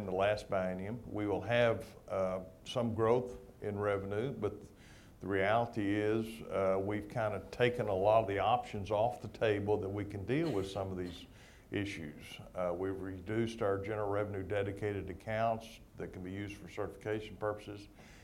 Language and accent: English; San Angelo, Texas, United States; I'm from San Angelo, and we don't have 90% humidity in San Angelo.